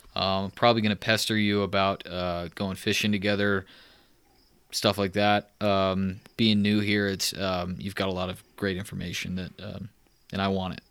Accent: Texas, United States; moved away; I'm from Texas

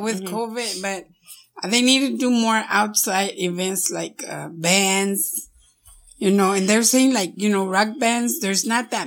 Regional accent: Pecos, Texas, United States; moved away as an adult; now in Odessa, United States; I was born in Pecos. I was raised there for 18 years and I've been here 40 years.

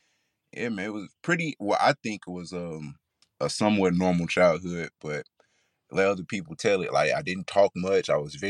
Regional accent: Clinton, Mississippi, United States; Oh, man, I'm from Mississippi. I'm from small town, Clinton, Mississippi. So if you know, you know. Shout out to Clinton.

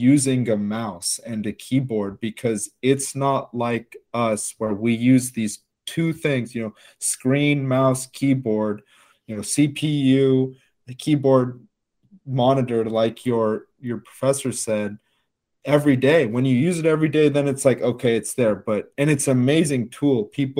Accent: United States; we who are born and raised in America

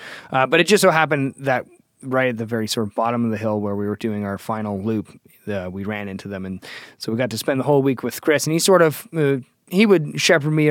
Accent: Toronto, Ontario, Canada; I'm from Toronto, Ontario.

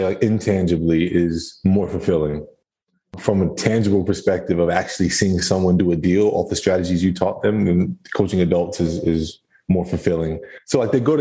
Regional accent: New Jersey, United States; moved away as an adult; now in Tampa, United States; I'm from New Jersey

